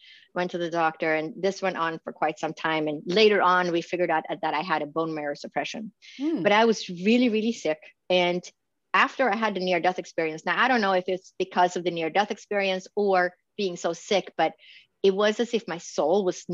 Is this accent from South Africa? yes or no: no; Sweden; moved away as an adult; also born or lived in Stockholm / Boston / New York; now in Phoenix, United States; I was born and raised in Sweden, in Scandinavia.